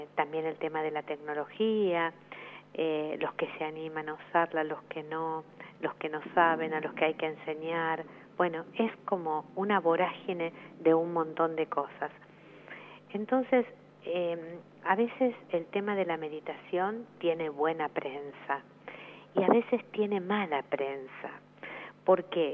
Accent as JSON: {"language": "Spanish", "country": "Argentina"}